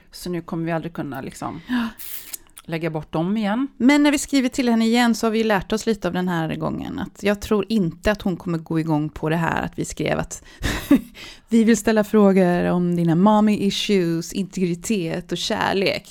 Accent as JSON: {"language": "Swedish", "country": "Sweden", "said": "jag kom från Sverige"}